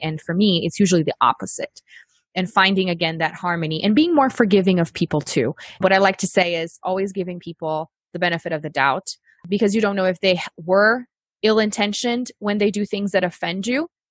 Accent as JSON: {"language": "English", "country": "Brazil", "moved": "as an adult", "lives_now": "United States", "said": "I'm from Brazil and we were living there at the time"}